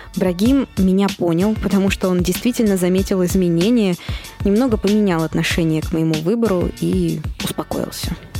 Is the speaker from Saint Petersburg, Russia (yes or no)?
no; Moscow, Russia; moved away; я родилась и выросла в Москве